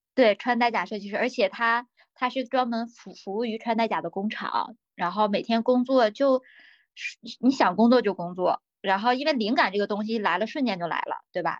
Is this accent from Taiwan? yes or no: no; Hulunbuir, Inner Mongolia, China; moved away as an adult; now in Beijing, China; 老家是内，内蒙古呼伦贝尔的。然后呢，我是一个少数民族